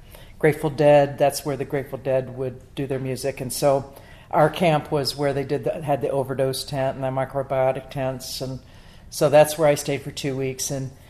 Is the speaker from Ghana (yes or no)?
no; Maryland, United States; Well, I was born in the East Coast of America and grew up in Maryland and grew up in the 60s.